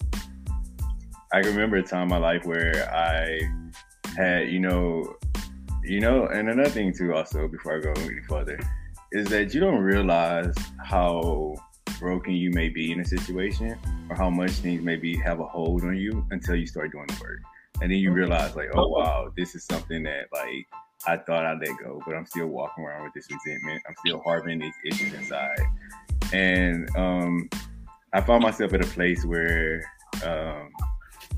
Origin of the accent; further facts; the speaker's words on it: Southeast Texas, United States; accent: southern; moved away as an adult; also born or lived in Dallas, Texas; now in New York, United States; I'm originally born in Dallas, Texas. Grew up in Southeast Texas. And lived in Texas my whole life